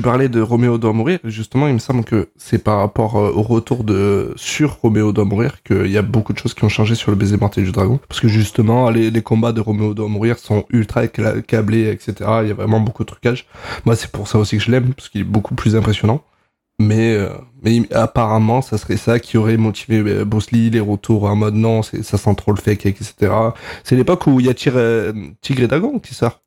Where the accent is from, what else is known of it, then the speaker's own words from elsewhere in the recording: Avignon, Provence-Alpes-Côte d'Azur, France; je suis d'Avignon